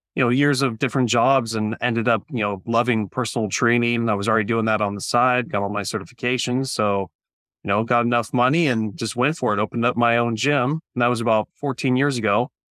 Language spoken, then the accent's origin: English; Central California, United States; also born or lived in Orange County, California; I grew up here in Central California